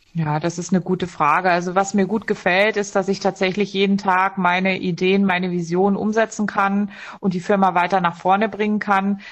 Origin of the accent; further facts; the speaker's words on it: Dessau, Saxony-Anhalt, Germany; moved away as an adult; also born or lived in Munich; Dessau ist meine Heimatstadt